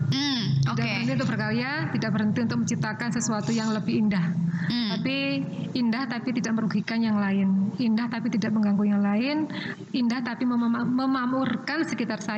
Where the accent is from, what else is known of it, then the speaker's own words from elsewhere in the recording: Java, Indonesia; kebetulan etniknya yang kebetulan saya angkat saya dari Jawa.